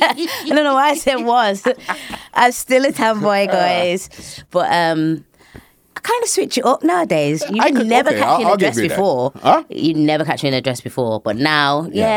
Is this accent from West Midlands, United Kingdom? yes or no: yes; Birmingham, West Midlands, United Kingdom; It was pretty straightforward. I mean, we were one of the very few families that were black in a white-dominated area, and it's very run down, and even to this day, it's the same.